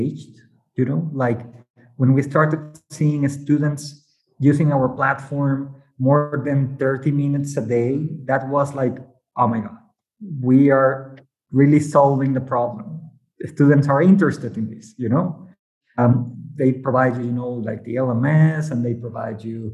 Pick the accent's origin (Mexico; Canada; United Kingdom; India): Mexico; English is a second language; maybe by my accent, you might know I'm from Mexico